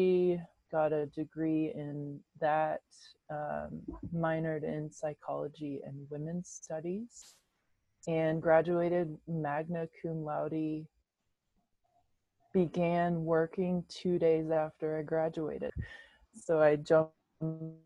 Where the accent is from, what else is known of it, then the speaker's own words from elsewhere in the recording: Oriental, North Carolina, United States; I grew up in Eastern North Carolina in the United States in a tiny town called Oriental.